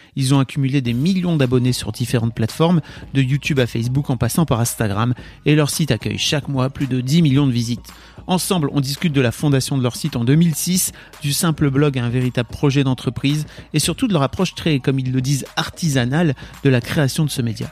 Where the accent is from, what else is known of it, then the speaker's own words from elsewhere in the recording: the North, Hauts-de-France, France; je viens du Nord